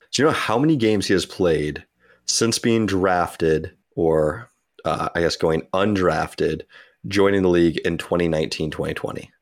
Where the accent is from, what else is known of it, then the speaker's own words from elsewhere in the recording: United States; as an American